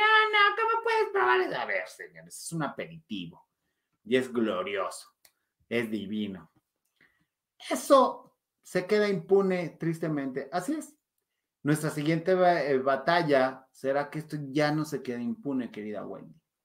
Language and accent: Spanish; Mexico; nos encanta como mexicanos romantizar